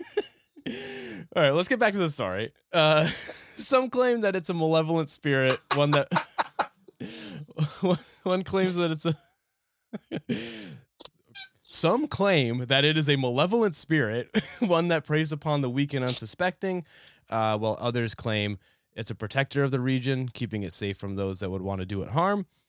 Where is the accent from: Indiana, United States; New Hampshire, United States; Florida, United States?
New Hampshire, United States; I grew up in New Hampshire